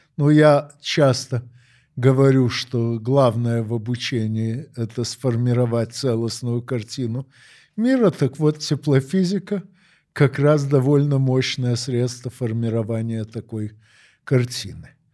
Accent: Odesa, Odesa Oblast, Ukraine; moved away as an adult; now in Moscow, Russia; Я родился в Одессе 9 декабря 1952 года. Ну, а с 6 сентября 1995 работаю в Москве.

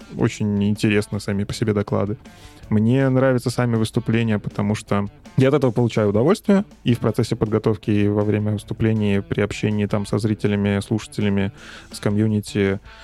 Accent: Minsk, Belarus; я сам из Минска, из Беларуси

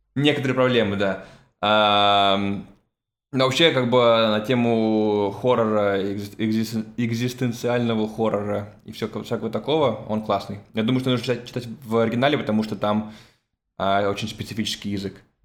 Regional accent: Russia; moved away; я уехал из России

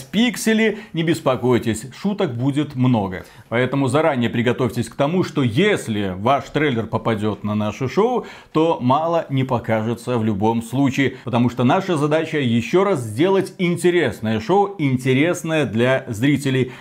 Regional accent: Belarus; мы белорусы

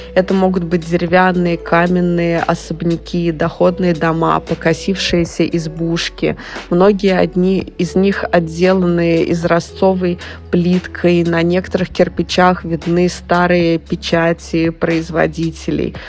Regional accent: Samara, Samara Oblast, Russia; это мой родной город – Здесь я провела большую часть своей жизни

